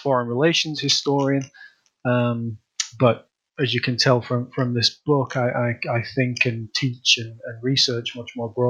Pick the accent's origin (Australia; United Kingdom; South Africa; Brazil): United Kingdom; Leeds, Yorkshire and the Humber; moved away as an adult; also born or lived in Manchester, England; now in United States; as your listeners can probably tell from my bizarre accent, I'm originally from the north of England. I'm from Leeds in the north of England. And I went to university in England, my undergraduate university in England, to Manchester University, where I studied American studies.